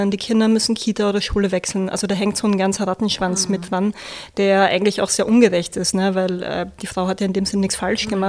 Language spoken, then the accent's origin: German; Vienna, Austria; now in Hamburg, Germany; Ich komme ursprünglich aus Wien. Ich sage das immer vorab, sonst wetzeln immer alle, ne, wo irgendwie dieser Dialekt herkommt. Und bin jetzt in Hamburg